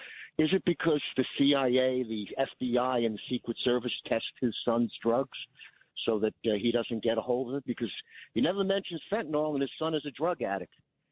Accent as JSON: {"language": "English", "town": "New York City", "region": "New York", "country": "United States", "moved": "yes", "said": "I'm originally from Brooklyn"}